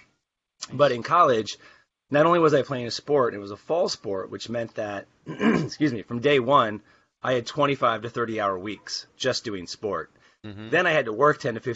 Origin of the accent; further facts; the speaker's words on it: Portland, Oregon, United States; moved away as an adult; now in Al Ain, United Arab Emirates; I grew up in the Pacific Northwest here in Portland, and I grew up in Southeast Portland